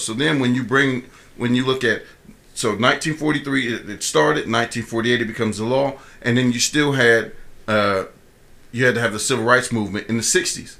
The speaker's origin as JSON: {"language": "English", "town": "Columbus", "region": "Ohio", "country": "United States", "moved": "yes", "said": "I'm from Columbus"}